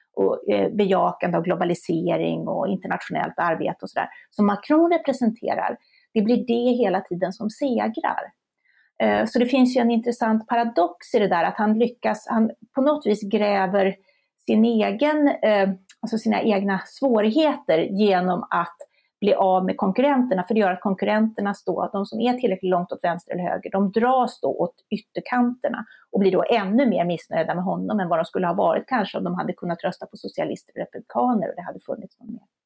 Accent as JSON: {"language": "Swedish", "country": "Sweden", "said": "vi svenskar"}